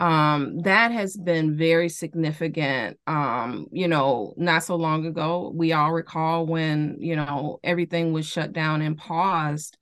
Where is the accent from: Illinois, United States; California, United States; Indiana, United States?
Illinois, United States; Chicago; growing up in Chicago